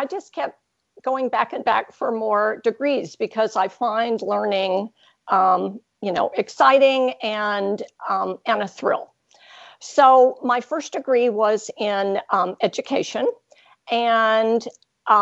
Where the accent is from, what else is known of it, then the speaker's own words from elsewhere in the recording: Hawaii, United States; moved away as an adult; also born or lived in California / Texas; now in Ontario, Canada; I grew up in Hawaii with a few years in California, and then I went to university in Texas and stayed there for decades until I came up here